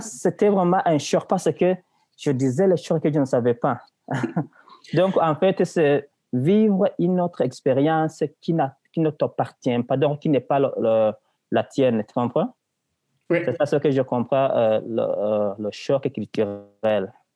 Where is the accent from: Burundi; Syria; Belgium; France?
Burundi; also born or lived in Tanzania / Malawi; now in Quebec, Canada; Avant d'être en Tanzanie, j'étais au Burundi, donc dans mon pays natal